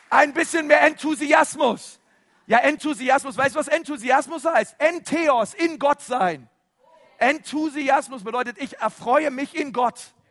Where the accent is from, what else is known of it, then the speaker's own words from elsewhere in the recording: Germany; wir sind ja Deutsche, ich weiß, und andere sind ein bisschen extrovertierte Deutsche, die erheben ein bisschen mehr ihre Stimme